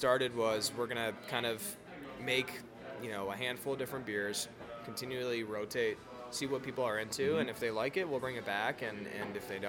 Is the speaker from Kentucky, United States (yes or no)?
no; Colorado, United States; people find out that I'm from Colorado at breweries